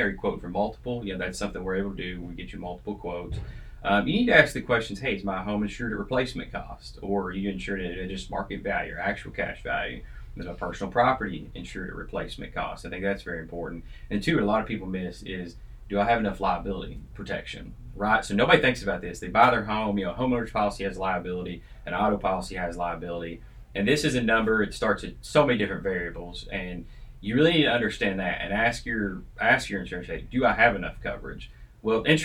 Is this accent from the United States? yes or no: yes; East Kentucky, United States; moved away; I'm from East Kentucky